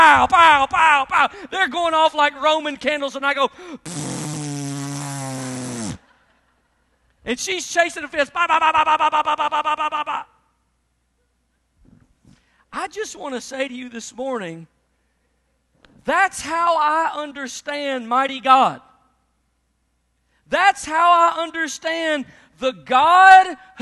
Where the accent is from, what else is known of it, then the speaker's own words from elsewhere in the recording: Memphis, Tennessee, United States; I grew up in Memphis, Tennessee